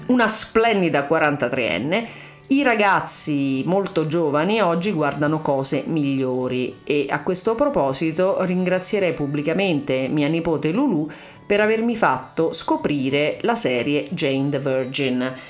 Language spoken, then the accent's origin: Italian; Ciociaria, Lazio, Italy; now in Berlin, Germany; io sono Ciociara